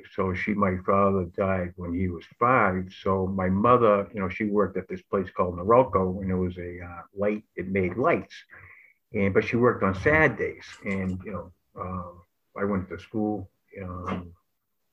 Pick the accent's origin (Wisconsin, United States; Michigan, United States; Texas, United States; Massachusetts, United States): Massachusetts, United States; Lynn; I grew up in Lynn, Massachusetts, and I grew up in the Highlands.